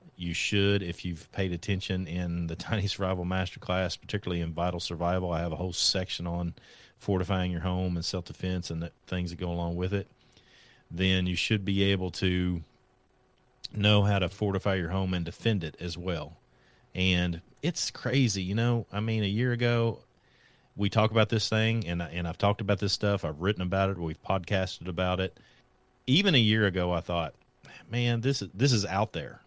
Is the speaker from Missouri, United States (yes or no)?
no; Kentucky, United States; I'm from Kentucky, so there's not a whole considerable amount of wealth here.